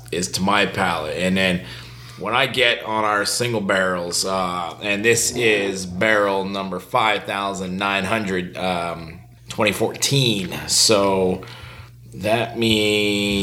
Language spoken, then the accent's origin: English; Montreal, Quebec, Canada; my hometown